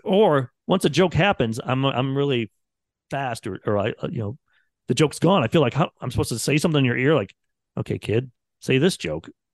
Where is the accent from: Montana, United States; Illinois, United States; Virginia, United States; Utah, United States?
Illinois, United States; I grew up in Illinois on a farm.